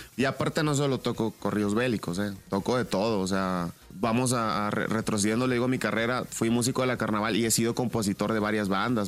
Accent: Oaxaca, Mexico; also born or lived in California; now in Mazatlán, Mexico; nací en California. Crecí en Oaxaca, vivo en Mazatlán y mi mamá biológica es cubana

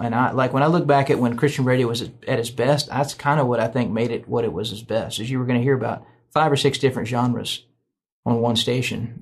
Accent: Nashville, Tennessee, United States; I grew up in Nashville, went to Belmont

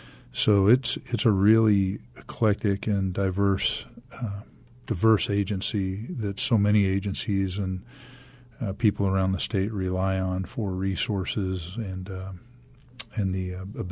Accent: Baltimore, Maryland, United States; also born or lived in Fresno, United States; now in Arizona, United States; No, I grew up in Baltimore and then in Fresno, California.

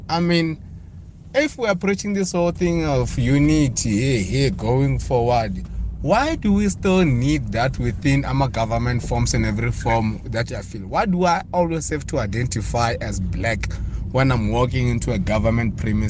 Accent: Pretoria, Gauteng, South Africa; Why can't I just be … from Pretoria?

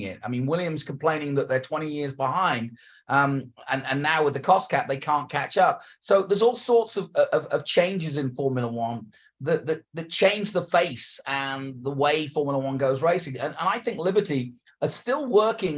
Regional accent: England, United Kingdom; moved away; Growing up in England

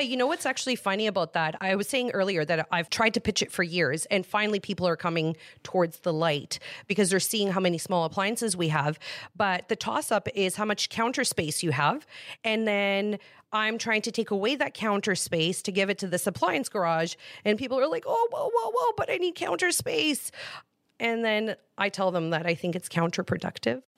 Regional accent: Greece; moved away; I was born in Greece

